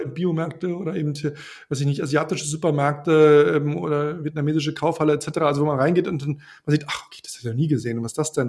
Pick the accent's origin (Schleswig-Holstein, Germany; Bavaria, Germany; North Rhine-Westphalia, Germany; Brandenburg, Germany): Brandenburg, Germany; now in Berlin, Germany; Ich komme ja aus, aus Brandenburg ursprünglich